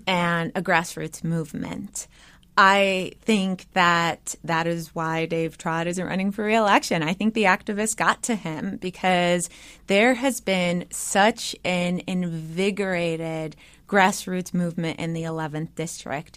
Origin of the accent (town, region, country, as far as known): United States; born or raised there; first language English